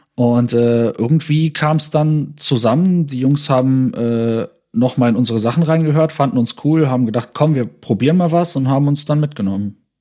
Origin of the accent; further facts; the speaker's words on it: Saarland, Germany; bei uns im Saarland in Neunkirchen